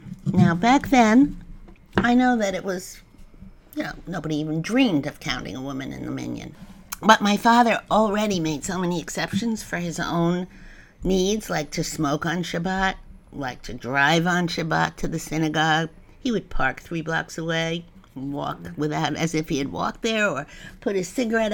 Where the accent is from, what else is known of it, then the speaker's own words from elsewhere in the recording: New York City, New York, United States; I grew up in Jamaica.